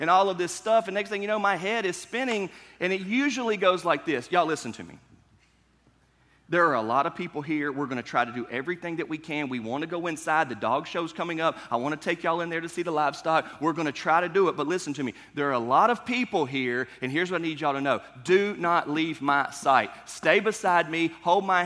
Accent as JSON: {"language": "English", "region": "North Carolina", "country": "United States", "tie": "born or raised there", "moved": "yes", "lives_now": "Kentucky, United States", "said": "Where I grew up in North Carolina, the state fair was so far away that I've never been to a North Carolina state fair"}